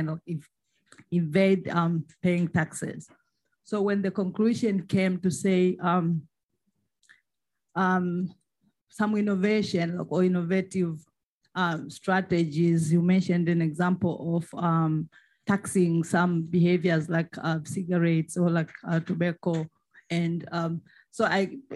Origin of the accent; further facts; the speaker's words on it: Tanzania; I am from Tanzania.